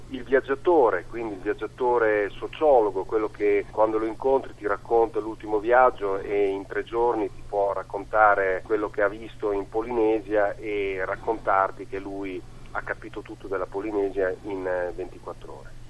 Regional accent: Ravenna, Emilia-Romagna, Italy; io sono di Ravenna

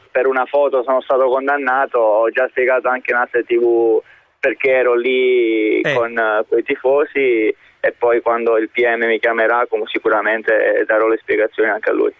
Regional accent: Naples, Campania, Italy; moved away as an adult; now in Russia; da napoletano

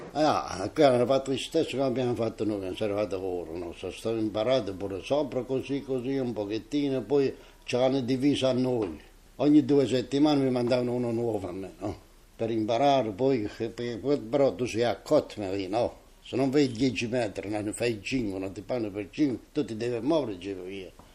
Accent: Italy; now in Germany; Noi italiani

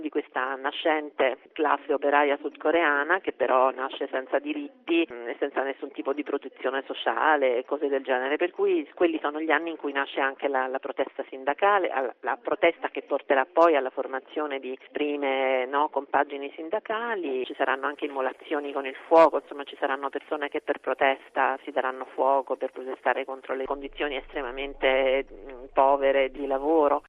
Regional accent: South Korea; now in Venice, Italy; la tensione che c'è in patria, che c'è diciamo, sulla penisola coreana

